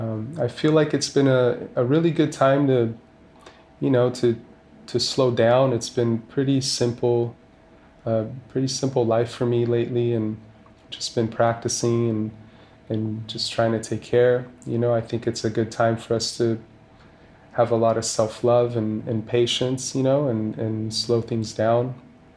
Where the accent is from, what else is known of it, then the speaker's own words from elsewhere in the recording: Rio de Janeiro, Brazil; now in Los Angeles, United States; I was born and raised in Rio de Janeiro, but I've been living in Los Angeles for a very long time.